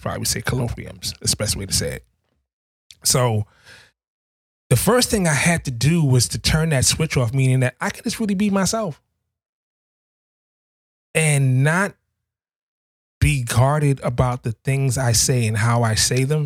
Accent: New York City, New York, United States; I grew up in Harlem, New York City. I grew up in the projects

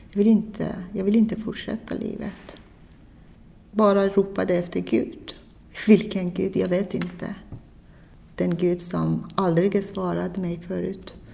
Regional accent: Iran; Swedish is a second language; moved away as an adult; now in Sweden; Jag kom eh, från Iran. Ursprungligen jag är muslim, men jag konverterade till

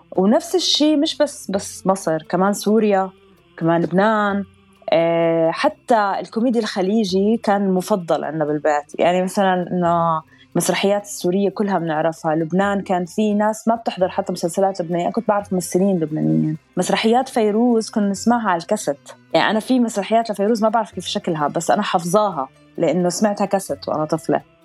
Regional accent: Amman, Amman Governorate, Jordan; moved away as an adult; also born or lived in Abu Dhabi, United Arab Emirates; now in Dubai, United Arab Emirates; أنا انولدت بالإمارات بأبو ظبي كان عمري 15 يوم أهلي نزلوا على الأردن فأنا تربيت بعمان ضليت بالأردن آه، لحد ما كان عمري 30 ونقلت هون على الإمارات

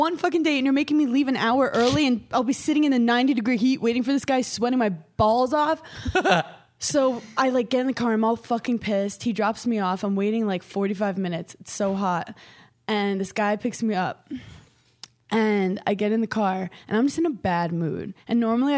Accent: New York, United States; I'm from New York.

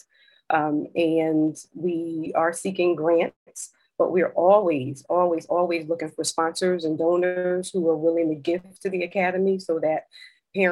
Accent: New Haven, Connecticut, United States; also born or lived in Maryland / Philadelphia; now I'm back in New Haven, Connecticut, which is my hometown

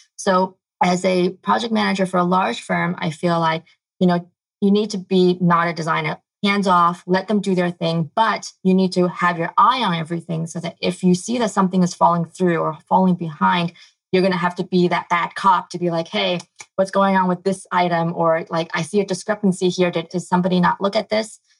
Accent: New York, United States; moved away; I grew up in New York.

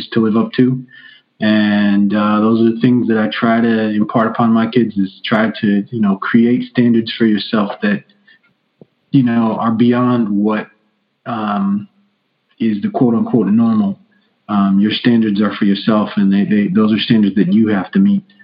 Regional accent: Piscataway, New Jersey, United States; I grew up also in Scataway, New Jersey

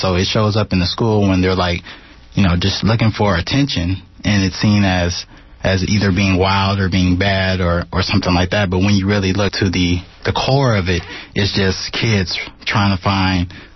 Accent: Oakland, California, United States; also born or lived in Reno; I grew up all around Oakland. I lived in the West and the East, and then I moved to Reno

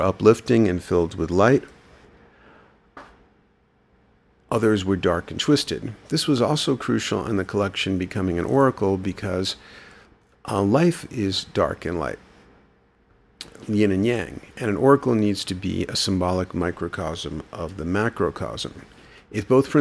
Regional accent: New York City, New York, United States; I grew up in New York City, where I frequently visited art museums

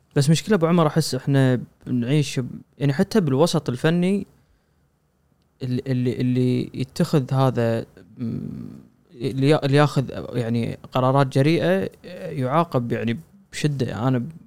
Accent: Kuwait; عندنا بالكويت

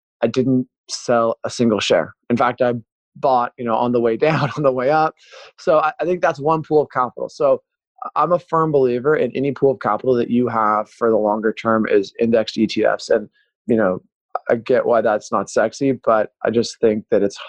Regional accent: Pacific Northwest, United States; growing up in the Pacific Northwest

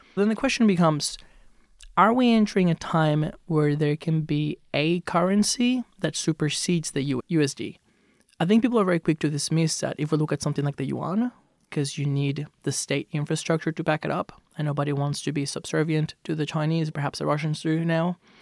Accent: Venezuela; now in Australia; I grew up in Venezuela. I moved to Australia in two thousand and eight.

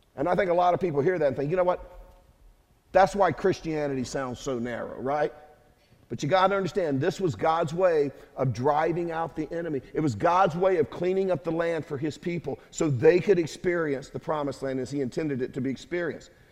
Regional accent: United States; I'm that American

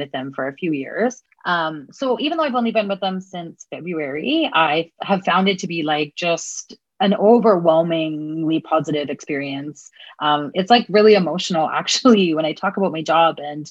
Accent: Edmonton, Alberta, Canada; I'm from Edmonton, or, you know, it's colonially known as Edmonton

